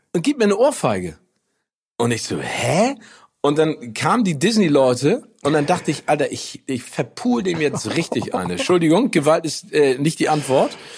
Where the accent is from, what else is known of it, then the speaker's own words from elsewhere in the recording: Northern Germany, Germany; uns als Norddeutsche